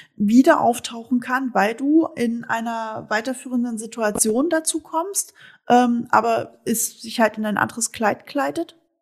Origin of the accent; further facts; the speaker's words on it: East Germany, Germany; moved away; wir sind beide Ossi-Mädels